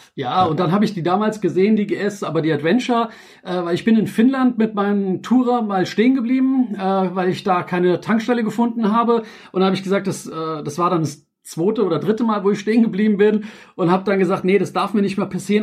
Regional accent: Frankfurt, Hesse, Germany; ich bin ja in Frankfurt und geboren und aufgewachsen

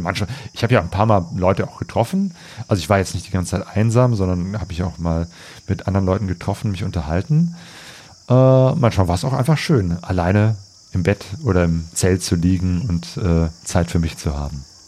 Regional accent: Germany; Als Deutscher

